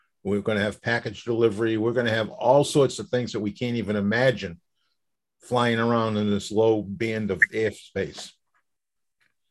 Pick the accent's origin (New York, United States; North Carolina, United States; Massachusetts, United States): Massachusetts, United States; Boston; I grew up in Boston with a lot of tall buildings